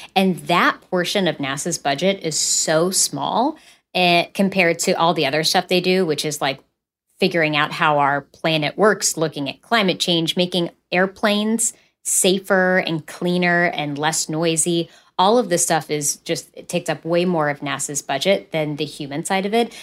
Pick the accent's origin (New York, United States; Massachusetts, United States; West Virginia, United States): West Virginia, United States; I'm from West Virginia. And so being from coal country